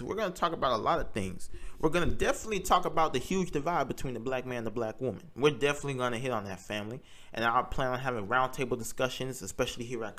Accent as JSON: {"language": "English", "country": "Nigeria", "said": "So I'm Nigerian, and I'm very interested in the history of Nigeria, but also the politics."}